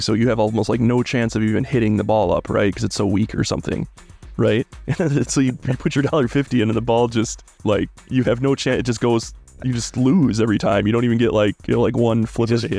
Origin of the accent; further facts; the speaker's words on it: Midwest, United States; I'm from the Midwest